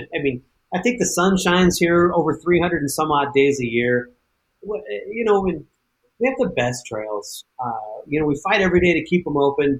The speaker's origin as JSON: {"language": "English", "region": "the West", "country": "United States", "tie": "born or raised there", "lives_now": "Moab, United States", "said": "I was born and raised in the West"}